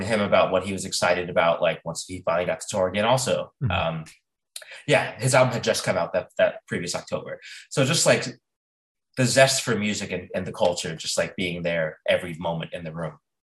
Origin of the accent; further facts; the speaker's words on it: United States; also born or lived in South Carolina / Mississippi; I grew up in South Carolina, Mississippi